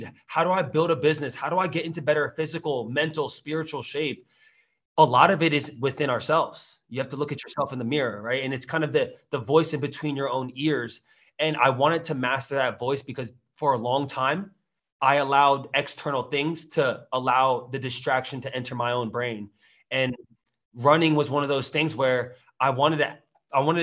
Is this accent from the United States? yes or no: yes; Teaneck, New Jersey, United States; moved away as an adult; also born or lived in Queens, New York; now in Austin, United States; Born and raised in Jersey. I was born in Teaneck